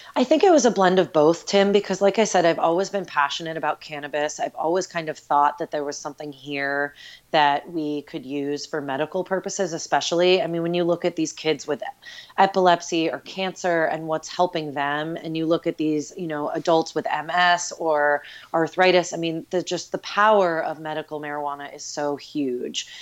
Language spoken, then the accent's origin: English; New York, United States; moved away; I grew up right outside New York City